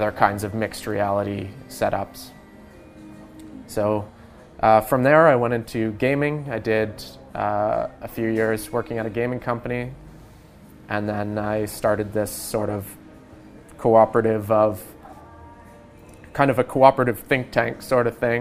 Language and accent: English; Hubley, Nova Scotia, Canada; I was born here in Nova Scotia and grew up kind of in the woods, out in Hubley.